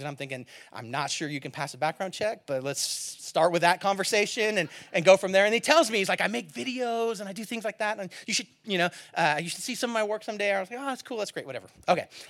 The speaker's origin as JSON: {"language": "English", "town": "Antioch", "region": "California", "country": "United States", "tie": "born or raised there", "said": "I grew up in Antioch, California, East Bay."}